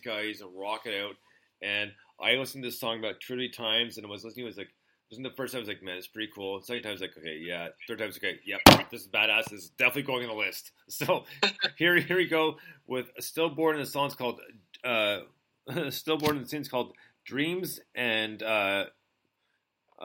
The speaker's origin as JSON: {"language": "English", "country": "United States", "said": "as an American"}